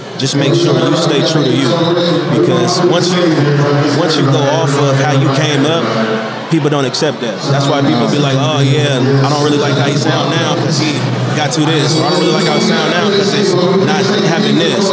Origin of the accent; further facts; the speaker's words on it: Sacramento, California, United States; I was born and raised in Sacramento, California